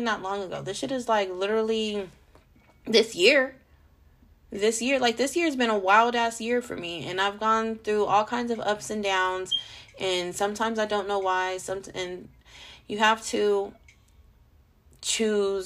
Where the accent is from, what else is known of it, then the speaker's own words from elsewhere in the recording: California, United States; also born or lived in Las Vegas, Nevada; I'm not fucking from Vegas, I'm from California.